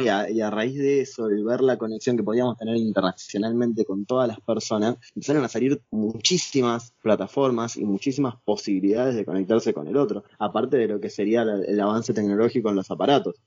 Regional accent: Lomas de Zamora, Buenos Aires Province, Argentina; yo soy de Lomas de Zamora

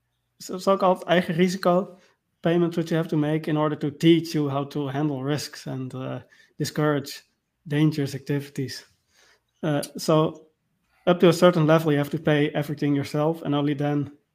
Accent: Friesland, Netherlands; I'm from Frisia. I'm a Frisian. Okay. The Frisians are, they're like the Scots of the Netherlands. We have our own language and our own history and our own culture.

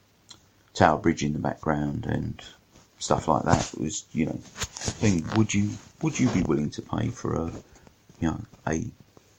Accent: London, United Kingdom; I'm a Londoner

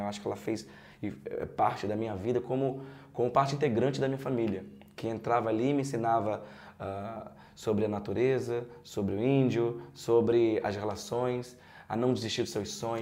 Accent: Pernambuco, Brazil; now in Rio de Janeiro, Brazil; eu sou pernambucano e vim para o Rio de Janeiro seguir minha carreira de ator

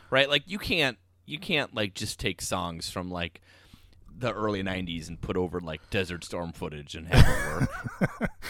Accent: United States; I'm American oh. and an only child

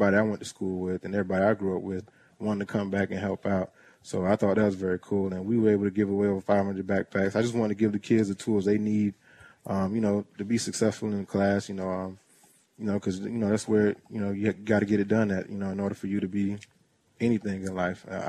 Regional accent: Tampa, Florida, United States; now in Jacksonville, United States; my neighborhood where I grew up in the Clare Mel City area in Tampa, Florida

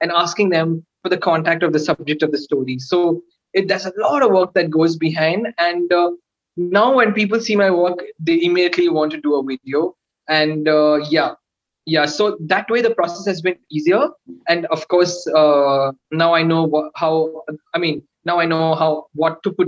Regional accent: Coimbatore, Tamil Nadu, India; my hometown

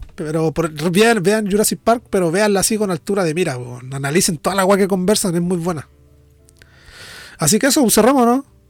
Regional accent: Norte Grande, Chile; accent: nortino; yo, siendo nortino, hablo un poco más lento que el general de los nortinos

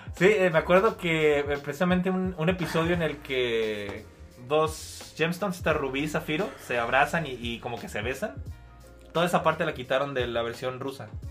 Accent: Mexico; Yo como mexicano

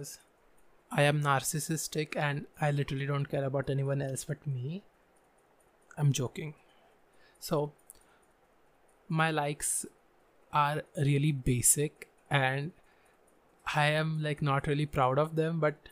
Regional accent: Pune, Maharashtra, India; I was born in a different town, but I literally grew in this town.

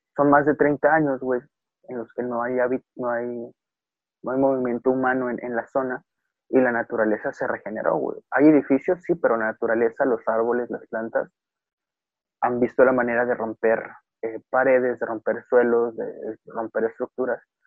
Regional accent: Mexico; como sociedad mexicana

